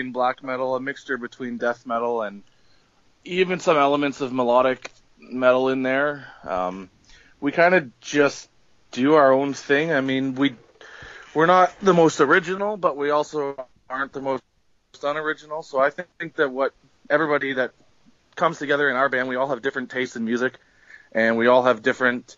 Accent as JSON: {"language": "English", "town": "Ottawa", "region": "Ontario", "country": "Canada", "said": "we're a band from Canada. We're from the capital of Canada in Ottawa here"}